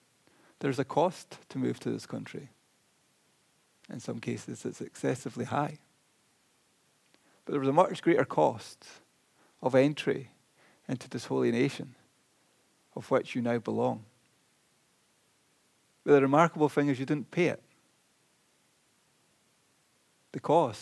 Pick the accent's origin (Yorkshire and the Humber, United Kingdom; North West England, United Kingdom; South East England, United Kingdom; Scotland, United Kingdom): Scotland, United Kingdom; I'm quite chuffed that I'm Scottish